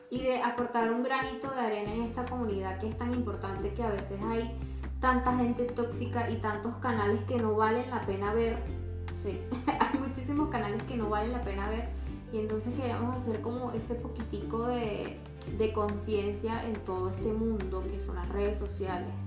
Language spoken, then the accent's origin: Spanish; Caracas, Capital District, Venezuela; moved away as an adult; now in Chile; Yo soy de Caracas.